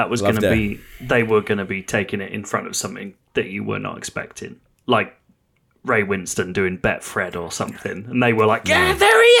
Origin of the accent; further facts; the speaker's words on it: England, United Kingdom; I'm a Catholic Englishman.